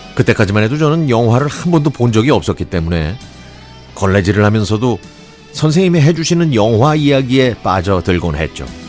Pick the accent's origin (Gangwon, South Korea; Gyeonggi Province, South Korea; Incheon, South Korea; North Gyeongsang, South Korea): Gyeonggi Province, South Korea; 저는 경기도에 있는 초등학교에 다녔는데요